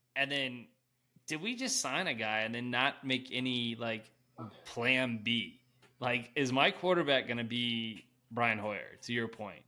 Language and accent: English; Denver, Colorado, United States; I'm from Denver, so gotta rep the city.